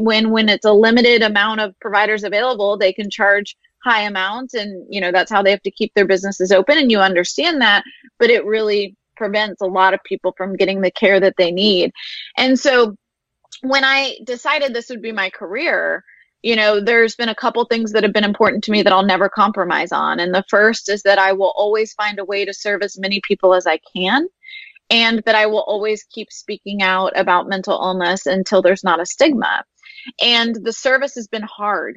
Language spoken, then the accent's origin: English; Houston, Texas, United States; I grew up here in Houston